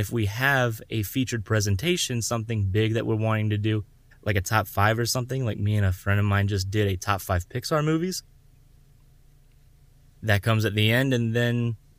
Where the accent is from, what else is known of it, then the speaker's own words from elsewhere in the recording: Florida, United States; Oh, man, I've grown up in Florida. I was born and raised in Southwest Florida. That's where I live now.